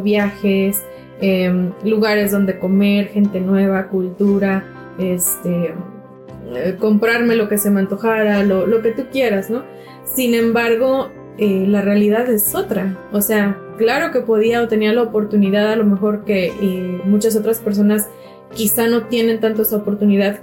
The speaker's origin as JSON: {"language": "Spanish", "country": "Mexico", "said": "nuestra cultura mexicana"}